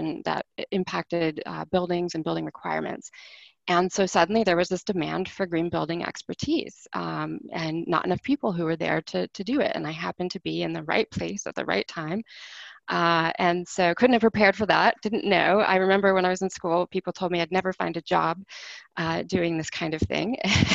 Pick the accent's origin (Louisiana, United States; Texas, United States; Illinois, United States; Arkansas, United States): Texas, United States; Houston; moved away as an adult; now in Washington, D.C., United States; I was born and raised in Houston